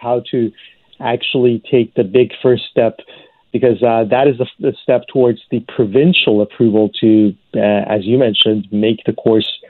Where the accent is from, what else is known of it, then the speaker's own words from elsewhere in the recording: Iran; moved away as an adult; now in Canada; I grew up in Iran.